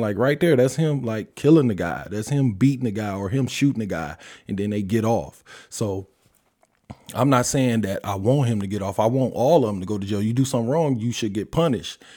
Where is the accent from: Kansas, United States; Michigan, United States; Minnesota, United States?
Michigan, United States; Detroit; I'm from Detroit